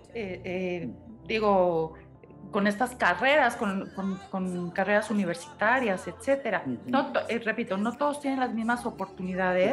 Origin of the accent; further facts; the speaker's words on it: Mexico; los mexicanos somos peculiares